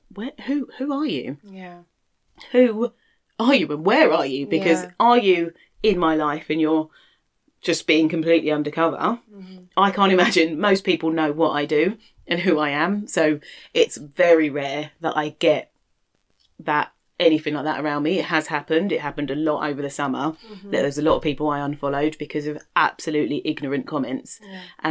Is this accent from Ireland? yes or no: no; London, United Kingdom; we lived in London and I grew up in London